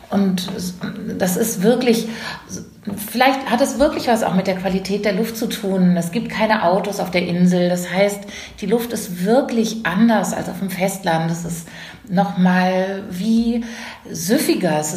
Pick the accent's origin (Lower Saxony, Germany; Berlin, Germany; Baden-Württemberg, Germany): Lower Saxony, Germany; Aus der Nähe von Bremerhaven